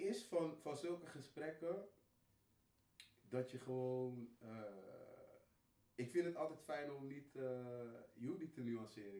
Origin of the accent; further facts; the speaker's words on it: Netherlands; ik ben hier geboren, natuurlijk, ik ben Nederlander.